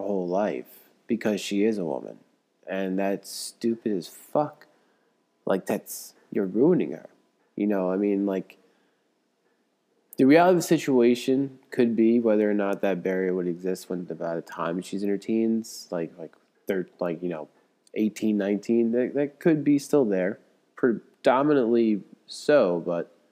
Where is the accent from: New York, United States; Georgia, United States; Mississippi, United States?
New York, United States; moved away; growing up in New York